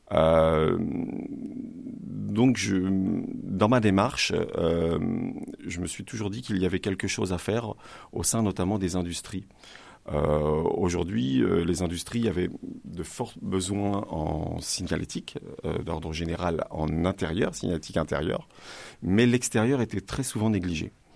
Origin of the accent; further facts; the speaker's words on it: Le Havre, Normandy, France; moved away as an adult; also born or lived in Rouen area; now in Rouen, France; Je viens du Havre et depuis mes 20 ans maintenant, j'habite sur la Rouennaise.